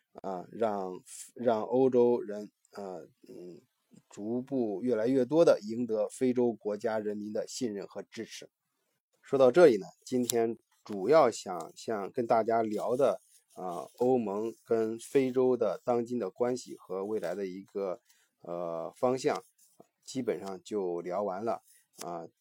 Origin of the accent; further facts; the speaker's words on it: China; 我们中国人非常有感触的这个鸦片战争